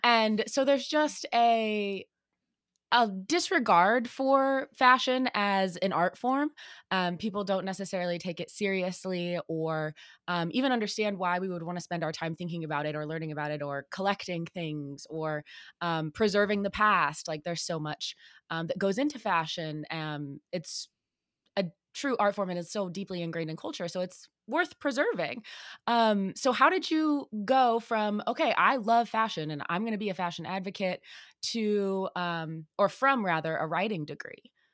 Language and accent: English; Illinois, United States; moved away; I'm originally from Illinois